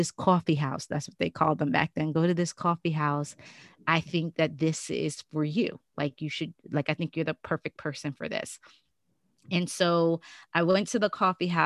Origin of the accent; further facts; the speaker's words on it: New York City, New York, United States; also born or lived in Maryland; growing up in Brooklyn with, you know, my mom